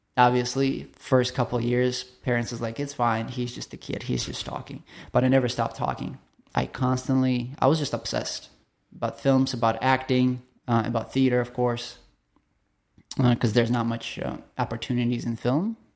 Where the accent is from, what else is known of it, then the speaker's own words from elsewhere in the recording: Chelyabinsk, Chelyabinsk Oblast, Russia; moved away; I grew up in Russia, so middle of the nowhere, uh, Siberia. Somebody is interested to look it up. It's called Chel-, Chelyabinsk.